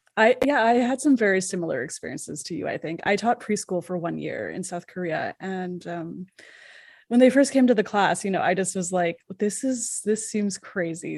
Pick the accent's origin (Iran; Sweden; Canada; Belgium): Canada; I'm from Canada